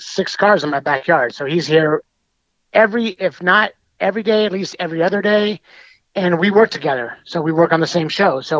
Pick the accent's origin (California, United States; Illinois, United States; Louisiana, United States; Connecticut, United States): California, United States; Bakersfield; I was born in Bakersfield.